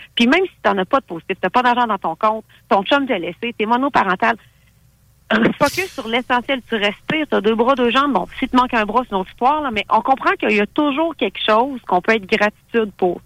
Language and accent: French; Thetford Mines, Quebec, Canada; je suis originaire de Thetford Mines